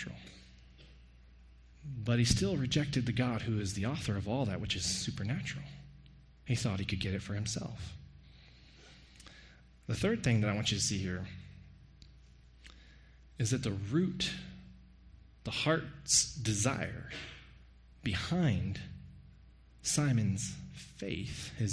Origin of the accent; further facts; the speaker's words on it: Hays County, Texas, United States; moved away; I'm from Hays County